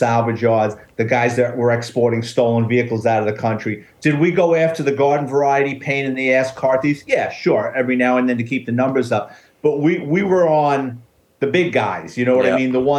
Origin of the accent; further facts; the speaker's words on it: New York City, New York, United States; I grew up in the Bronx